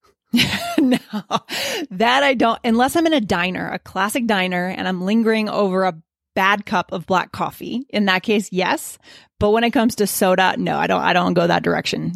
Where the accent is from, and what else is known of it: Keene, New Hampshire, United States; born or raised there